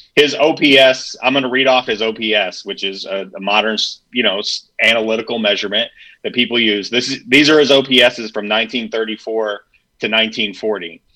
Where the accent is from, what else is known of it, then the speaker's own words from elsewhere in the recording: Mount Morris, Michigan, United States; my hometown of Mount Morris